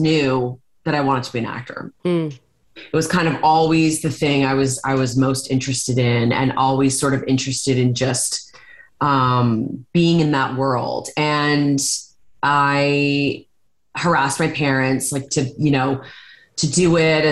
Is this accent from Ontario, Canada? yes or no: yes; Hamilton, Ontario, Canada; I'm from Hamilton, Ontario.